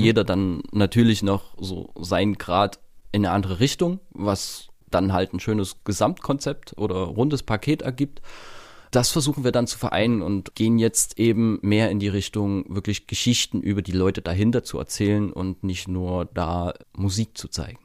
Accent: Königshain-Wiederau, Saxony, Germany; accent: Saxon; moved away as an adult; now in Trier, Germany; Ich bin halt auf dem Dorf groß geworden

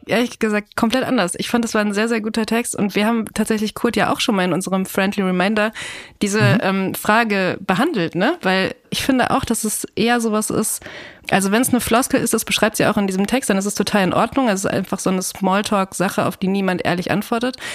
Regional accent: Ruhr area, North Rhine-Westphalia, Germany; moved away; ich komme auch aus dem Ruhrgebiet und ich bin da total gerne

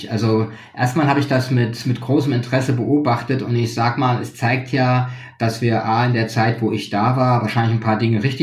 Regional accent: Frankfurt, Hesse, Germany; Ich bin Frankfurter, das darf man auch haben.

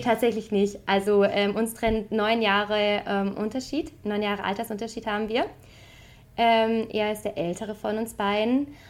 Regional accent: Bocholt, North Rhine-Westphalia, Germany; moved away as an adult; now in Paris, France; ich bin äh, in Bocholt geboren.

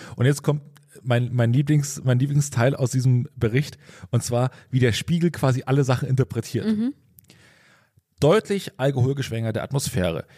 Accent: Pulsnitz, Saxony, Germany; also born or lived in Großröhrsdorf; ich komme aus Pulsnitz, da ist es Großröhrsdorf

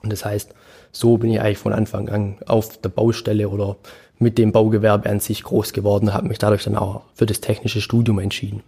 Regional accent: Germany; bei uns in Deutschland

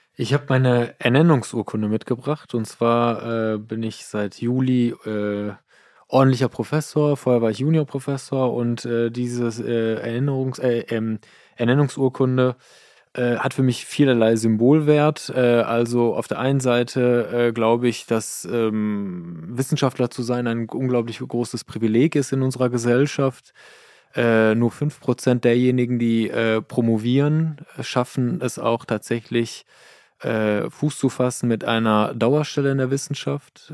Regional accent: Iran; now in Germany; Ich bin im Iran geboren, meine Frau ist in äh, Münster geboren

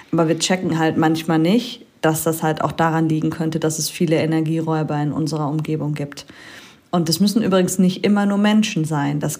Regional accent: Germany; Also bei uns in Deutschland

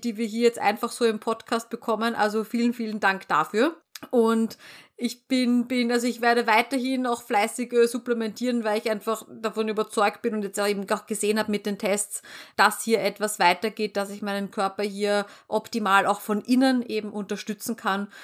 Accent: Vienna, Austria; wir bei uns in Wien

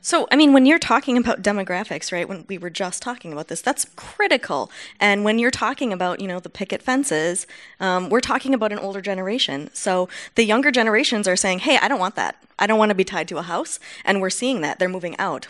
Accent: Wausau, Wisconsin, United States; I come from Wausau, Wisconsin

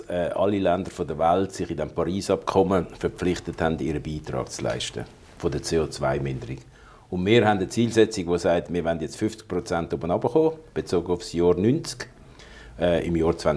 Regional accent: Switzerland; Und das finde ich eigentlich als Schweizer, Demo Schweizer demokratische Gesellschaft total komisch

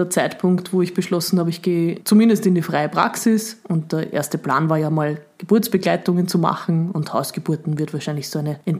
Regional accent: Upper Austria, Austria; now in Vienna, Austria; ich bin ja dann von Oberösterreich nach Wien gezogen quasi

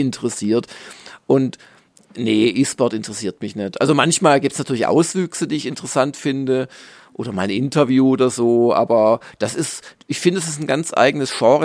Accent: Southern Germany, Germany; als Süddeutscher

